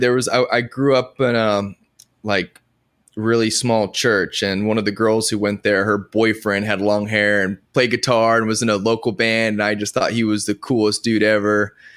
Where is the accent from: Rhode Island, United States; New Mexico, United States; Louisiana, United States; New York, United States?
New Mexico, United States; Edgewood; now in Nashville, United States; I grew up in New Mexico